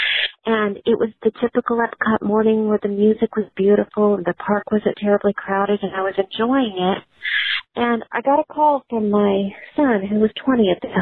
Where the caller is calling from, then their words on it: Hickory Creek, Texas, United States; I'm calling from Hickory Creek, Texas, just north of Dallas.